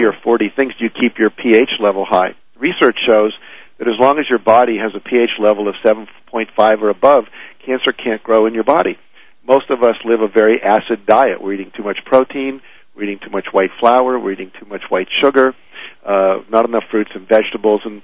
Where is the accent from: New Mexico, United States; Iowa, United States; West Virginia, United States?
West Virginia, United States; I grew up in West Virginia